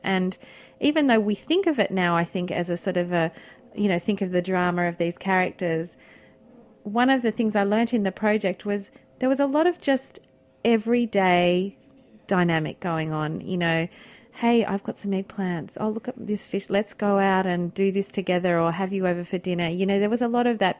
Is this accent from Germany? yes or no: no; Australia; moved away; also born or lived in Milan; as an Australian coming over here